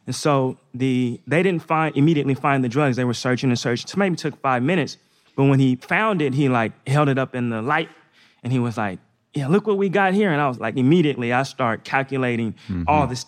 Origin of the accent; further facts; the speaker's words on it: Northeast, United States; So I grew up in the Northeast. I played basketball just like all the other kids when I was young.